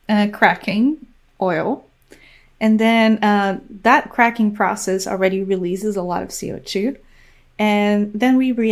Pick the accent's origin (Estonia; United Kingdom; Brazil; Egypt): Brazil; English is a second language; I did my undergraduate degree in Brazil, um, studying chemistry.